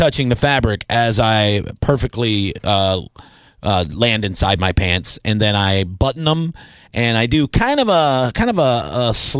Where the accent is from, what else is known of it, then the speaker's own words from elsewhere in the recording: the South, United States; I'm from the South.